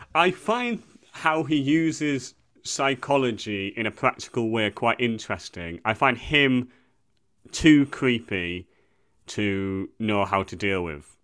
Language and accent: English; England, United Kingdom; as a white English person